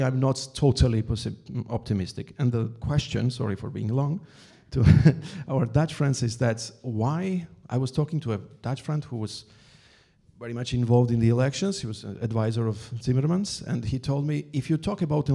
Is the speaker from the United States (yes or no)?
no; Georgia; also born or lived in Germany; now in France; I'm Georgian. I was born in Georgia, but I live in France for more than 30 years.